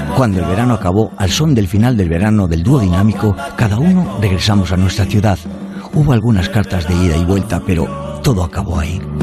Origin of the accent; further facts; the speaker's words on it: Valladolid, Castile and León, Spain; Soy de Valladolid